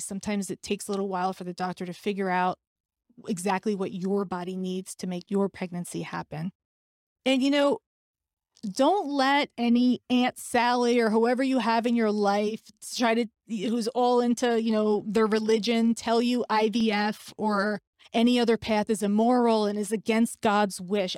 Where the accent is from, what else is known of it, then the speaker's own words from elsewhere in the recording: New York, United States; I'm a New Yorker who will have 9 11 etched in her heart forever